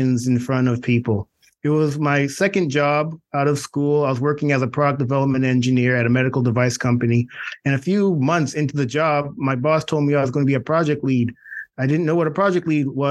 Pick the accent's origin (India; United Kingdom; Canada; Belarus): Canada; moved away as an adult; also born or lived in Clemson / New York; I'm originally from Canada.